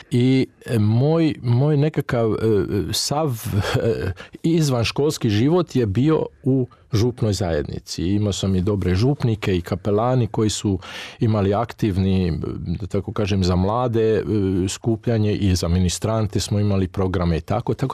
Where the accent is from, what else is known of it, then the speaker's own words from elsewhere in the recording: Ada, Vojvodina, Serbia; moved away; ja sam inače porijeklom iz Vojvodine i to je bila župa Svetog Trojstva u Adi